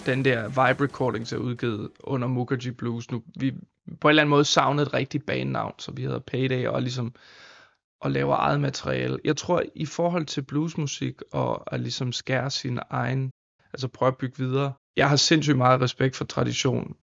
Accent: San Francisco Bay Area, California, United States; now in Denmark; jeg voksede op i San Francisco Bay Area

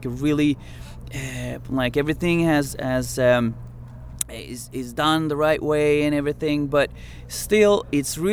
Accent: Umeå, Västerbotten County, Sweden; Umeå, where I'm from, my hometown.

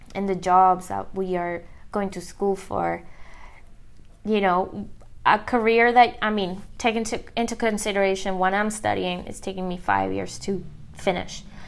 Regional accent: Canada

